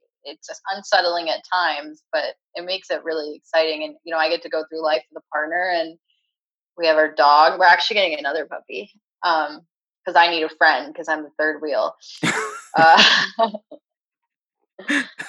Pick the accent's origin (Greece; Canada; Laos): Canada; moved away as an adult; also born or lived in New York / Los Angeles; now in California, United States; growing up in Canada